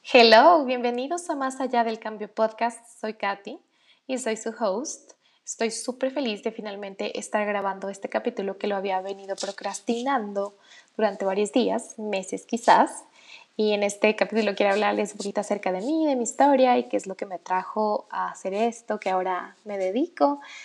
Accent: Ecuador; en mi país, en Ecuador

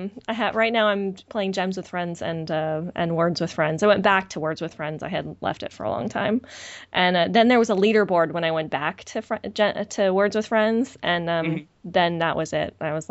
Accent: San Bruno, California, United States; I'm from San Bruno, California.

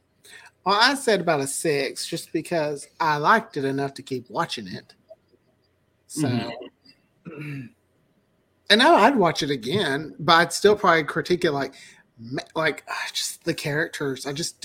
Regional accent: the South, United States; We're from the South, so...

